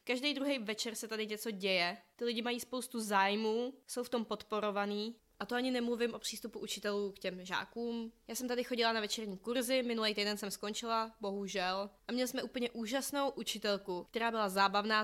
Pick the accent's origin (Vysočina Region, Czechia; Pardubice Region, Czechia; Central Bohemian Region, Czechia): Central Bohemian Region, Czechia; Říčany; moved away as an adult; now in United States; U nás v Říčanech